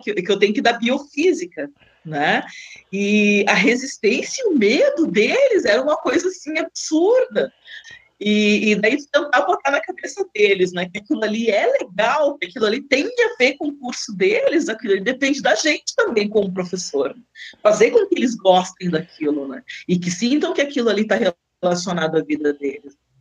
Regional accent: Rio Grande do Sul, Brazil; moved away as an adult; also born or lived in Lisbon, Portugal; now in Guarapuava, Brazil; eu sou do Rio Grande do Sul, então me formei no Rio Grande do Sul

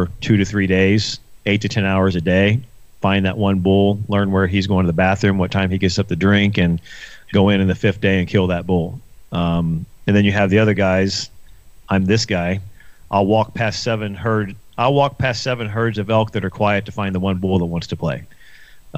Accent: Ohio, United States; moved away as an adult; I'm a Midwesterner, believe it or not, I'm from Ohio

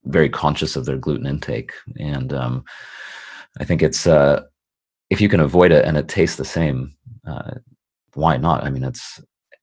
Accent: California, United States; now in United Kingdom; I'm from California

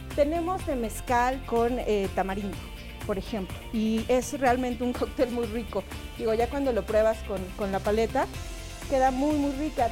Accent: Mexico

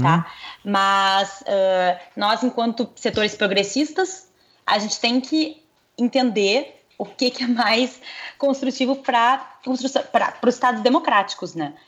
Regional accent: Brazil; A gente é brasileiro

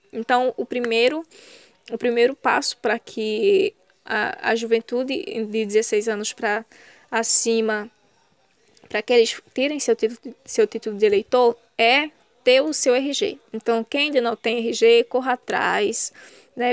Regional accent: Ouricuri, Pernambuco, Brazil; Eu sou do sertão do Araripe, da cidade de Oricuri, uma comunidade de uma comunidade rural chamada Sítio Lagoa do Pau Ferro

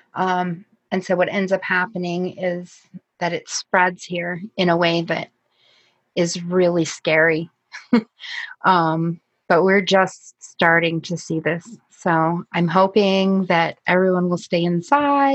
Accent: Kodiak, Alaska, United States; I'm from Kodiak

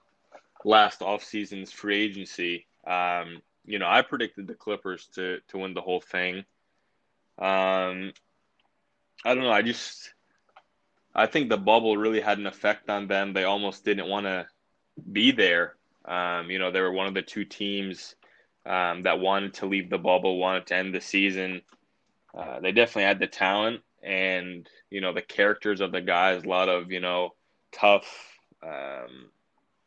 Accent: Massachusetts, United States; I'm also from Massachusetts, grew up a huge Celtics fan

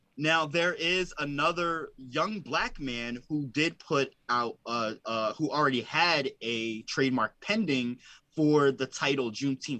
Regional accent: Coatesville, Pennsylvania, United States; my hometown, which is predominantly black, it's hood. It's poor. It is. And I'm proud to say I'm from Coatesville, Pennsylvania

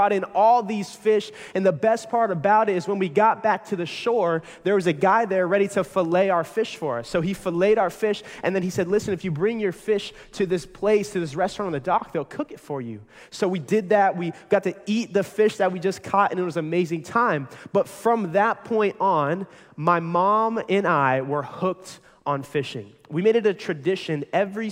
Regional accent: Pinellas County, Florida, United States; I was born and raised right here in Pinellas County

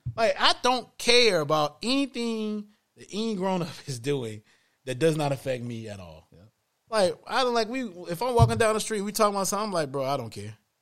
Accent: the South, United States; I'm a Southern guy. I'm from the South.

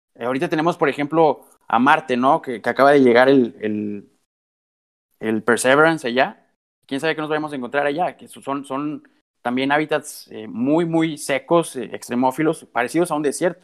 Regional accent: Coahuila, Mexico; nuestro estado de Coahuila, donde yo soy originario

